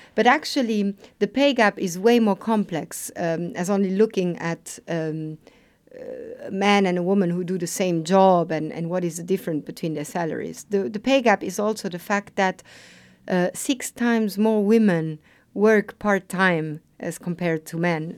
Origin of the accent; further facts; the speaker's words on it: Luxembourg; also born or lived in Lisbon; I was born in Luxembourg. I have a migrant background. My mom is Italian. My father Portuguese. So I was a bit brought up in this multicultural setting